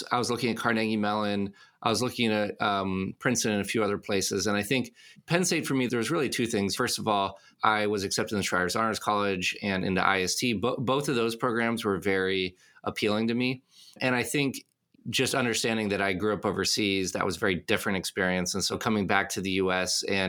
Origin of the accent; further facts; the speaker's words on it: Casablanca, Casablanca-Settat, Morocco; moved away as an adult; also born or lived in Paris, France; now in United States; I was born in Paris. When I was 7 years old, our family moved to Casablanca, Morocco, and I lived there until I was 18.